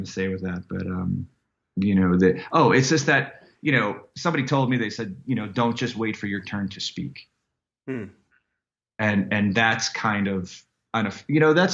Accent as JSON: {"language": "English", "town": "Chicago", "region": "Illinois", "country": "United States", "tie": "born or raised there", "said": "I'm from South Side of Chicago. It was a really bad neighborhood."}